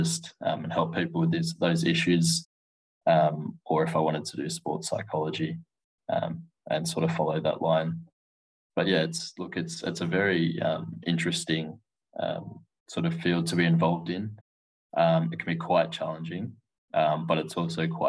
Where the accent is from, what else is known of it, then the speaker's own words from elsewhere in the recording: Wagga Wagga, New South Wales, Australia; moved away as an adult; now in Melbourne, Australia; I was born in Wagga in New South Wales, so a bit of a smaller rural country town, population of roughly about 80,000. That's probably on the maximum side of things. So I sort of grew up there